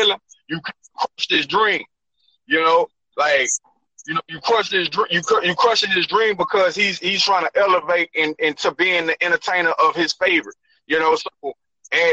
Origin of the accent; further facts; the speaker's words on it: Port Allen, Louisiana, United States; also born or lived in Baton Rouge, Louisiana; From 5 to 17, I lived in Port Allen, Louisiana